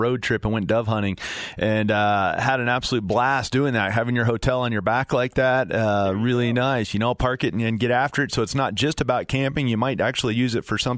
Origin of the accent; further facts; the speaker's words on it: Fort Collins, Colorado, United States; up north in Fort Collins where I'm from